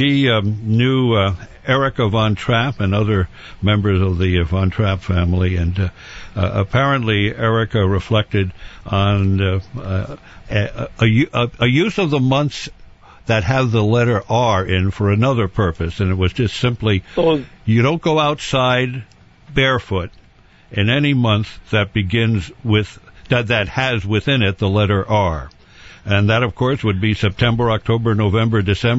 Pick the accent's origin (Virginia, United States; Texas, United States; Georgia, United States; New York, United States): New York, United States; also born or lived in Westchester County, New York; when I was growing up in New York